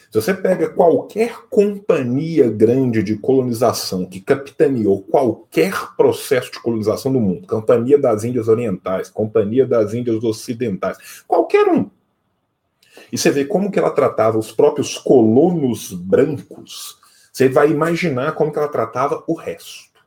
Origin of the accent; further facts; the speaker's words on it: interior of Minas Gerais, Brazil; Eu venho de uma região de Minas Gerais